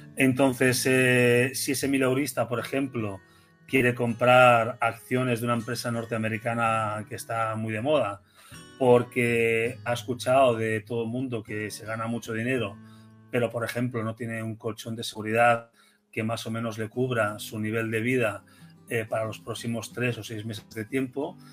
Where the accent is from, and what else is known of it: Spain